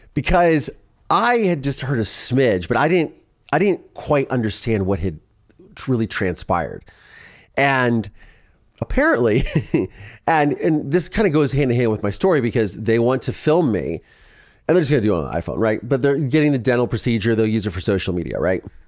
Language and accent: English; Ohio, United States; moved away; also born or lived in Philadelphia; I'm from Ohio.